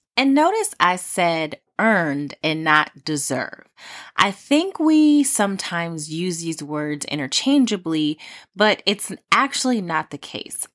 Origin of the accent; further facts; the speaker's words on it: Los Angeles County, California, United States; from my hometown, uh, well, home county, um, Los Angeles, California